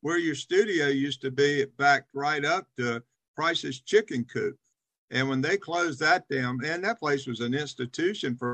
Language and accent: English; Charlotte, North Carolina, United States; also born or lived in Winston-Salem, North Carolina; I actually grew up in Charlotte.